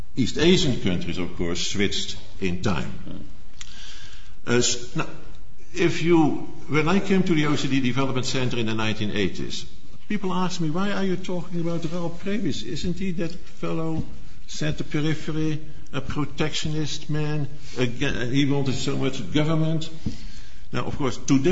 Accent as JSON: {"language": "English", "country": "Netherlands", "accent": "Dutch", "second_language": "English", "said": "as you have heard from my accent, I am from the Netherlands"}